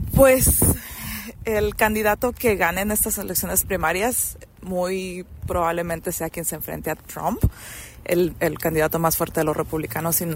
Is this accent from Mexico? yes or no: yes; Mexico; now in Nevada, United States; yo soy una inmigrante mexicana